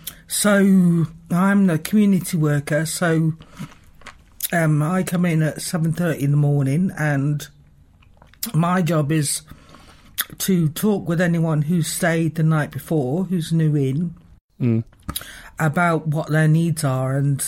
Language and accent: English; London, United Kingdom; now in Dunedin, New Zealand; And I come from a, you know, I come from a North London where a massive lesbian community